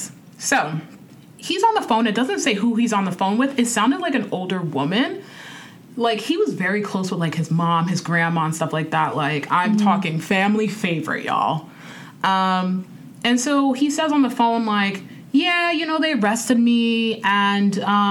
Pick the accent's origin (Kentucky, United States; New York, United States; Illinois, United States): New York, United States; I'm from New York